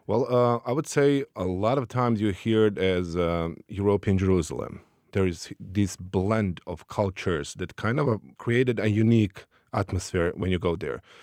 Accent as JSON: {"language": "English", "country": "Bosnia & Herzegovina", "tie": "born or raised there", "said": "we have been refugees within our own country as a part of uh, ethnic cleansing in the certain areas that we live. So I spent uh, roughly nine years uh, outside of my hometown, just 40 kilometers away"}